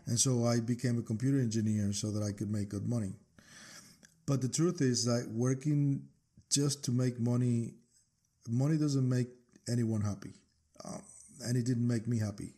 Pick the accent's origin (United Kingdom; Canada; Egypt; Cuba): Cuba; moved away as an adult; now in United States; I'm actually originally from Cuba